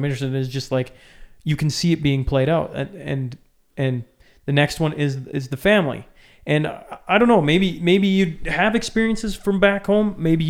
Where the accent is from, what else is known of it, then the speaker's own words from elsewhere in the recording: Canada; Like, as a Canadian, do I sound like I'm losing my mind when I go, there's a total war on the family